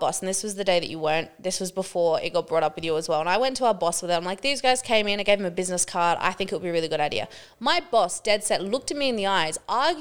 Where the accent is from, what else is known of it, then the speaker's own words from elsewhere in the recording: Australia; I'm Australian